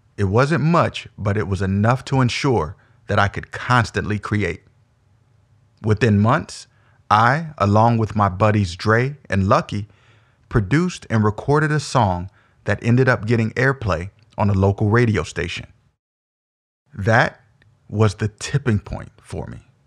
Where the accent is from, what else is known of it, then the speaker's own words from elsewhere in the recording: Omaha, Nebraska, United States; I was also born and raised in Omaha, the O, as we affectionately call it, was all that I knew up to that point